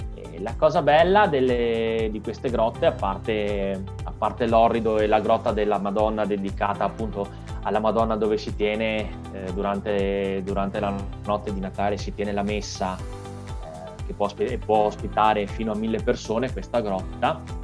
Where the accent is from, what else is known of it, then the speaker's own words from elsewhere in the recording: Caorle, Veneto, Italy; now in San Donà di Piave, Italy; sono originario di Caorle, sulla costa, eh, sulla costa adriatica, ma abito a Sandona di Piave